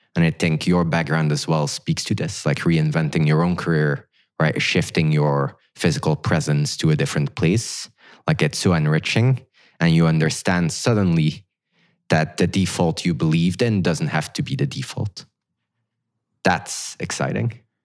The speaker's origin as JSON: {"language": "English", "country": "Belgium", "tie": "born or raised there", "moved": "as an adult", "lives_now": "Silicon Valley, United States", "said": "I grew up in Belgium"}